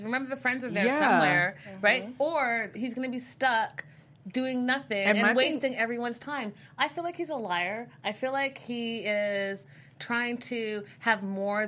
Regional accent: Canada; now in Los Angeles, United States; I'm from Canada.

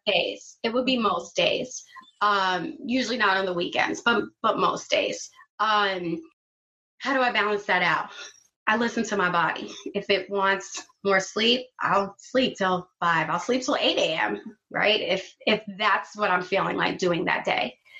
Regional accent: New York City, New York, United States; I grew up in Flatbush

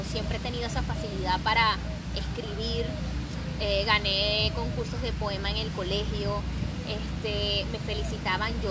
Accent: Venezuela; accent: Venezuelan; Tenía más acento venezolano.

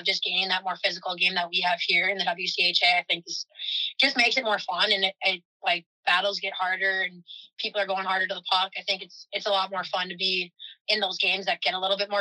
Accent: Eagan, Minnesota, United States; I grew up in Eagan

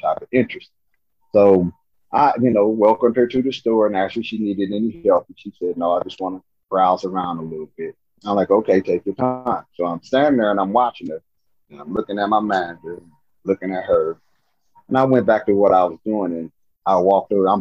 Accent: Nebraska, United States; I'm from Nebraska

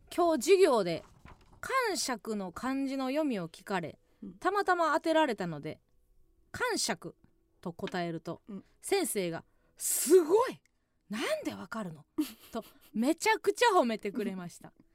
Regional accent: Kansai, Osaka, Japan; moved away; 今一度地元大阪関西での知名度を上げるべく

